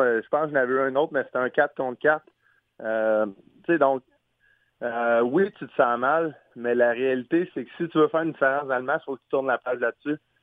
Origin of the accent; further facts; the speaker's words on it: Sherbrooke, Quebec, Canada; moved away as an adult; now in St. Louis, United States; où j'allais quand j'étais jeune à Sherbrooke, euh, pas loin de chez mes grands-parents